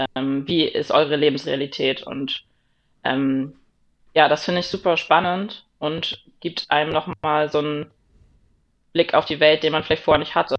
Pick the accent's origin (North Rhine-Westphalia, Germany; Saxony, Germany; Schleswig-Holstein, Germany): Schleswig-Holstein, Germany; Eckernförde and Kiel; moved away; Eckernförde und Kiel, das Meer, da wo ich herkomme, wo ich gelebt habe, wo meine Friends und Family herkommen